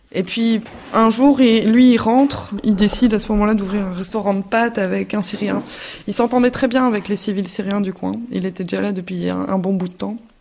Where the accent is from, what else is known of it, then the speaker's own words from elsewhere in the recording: Belgium; j'ai 29 ans, je suis belge